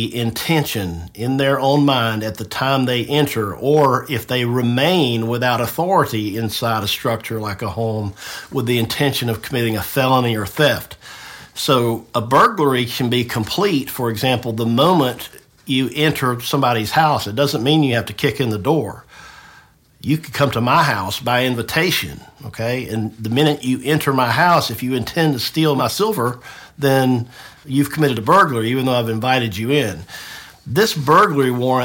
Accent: Tifton, Georgia, United States; moved away as an adult; now in Marietta, United States; I grew up in Tifton, so I know the area

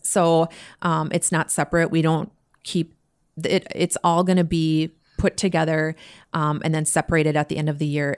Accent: Minnesota, United States; Being local, I mean, we're from Minnesota. We, you know, we this is our this is our home state for sure.

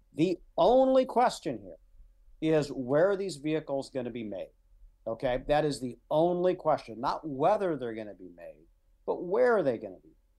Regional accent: Midwest, United States; I was raised in the Midwest.

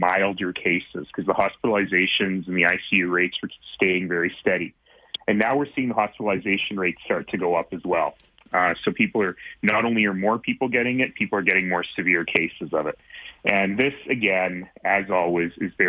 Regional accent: Calgary, Alberta, Canada; spent my first few years growing up in Marlborough here in Calgary

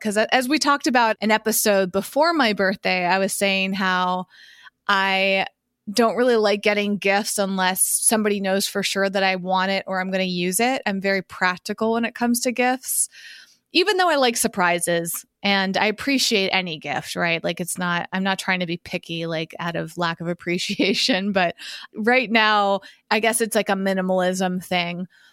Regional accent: Massachusetts, United States; When I was growing up in Massachusetts

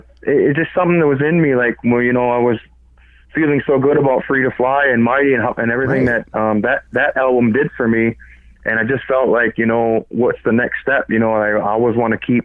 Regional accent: Six Nations of the Grand River, Ontario, Canada; also born or lived in Toronto; I'm Mohawk from Six Nations

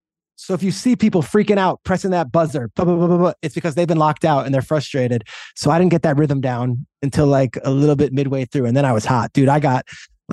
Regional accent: Freehold, New Jersey, United States; we were growing up in Freehold, New Jersey.

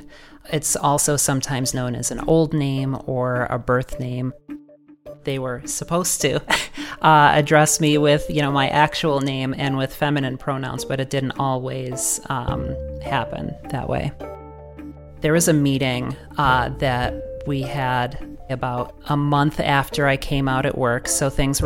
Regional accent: Rochester, New York, United States; I'm from Rochester, New York

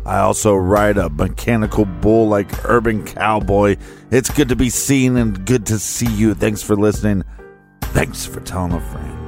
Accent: Dummerston, Vermont, United States; my hometown of Dummerston, Vermont.

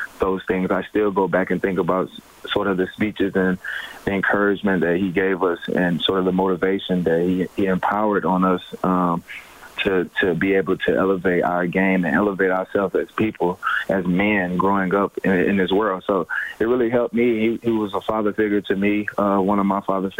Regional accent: Birmingham, Alabama, United States; I'm from Birmingham, Alabama

